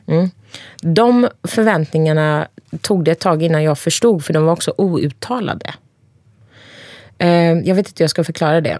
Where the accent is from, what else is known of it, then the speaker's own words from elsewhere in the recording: Cihanbeyli, Konya, Turkey; also born or lived in Ankara, Turkey; now in Sweden; I Jahanbeyli där jag kommer ifrån